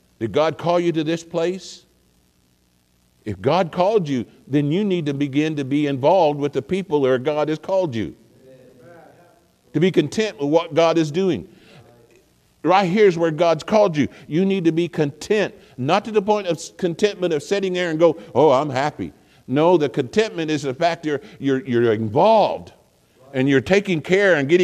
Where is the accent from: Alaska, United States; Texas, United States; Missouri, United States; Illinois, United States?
Missouri, United States; also born or lived in Oklahoma; I was born in Oklahoma. But I've lived most of my life in Missouri